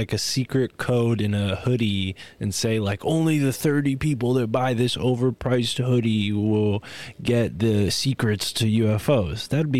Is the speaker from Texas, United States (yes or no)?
no; Connecticut, United States; in Connecticut. In my hometown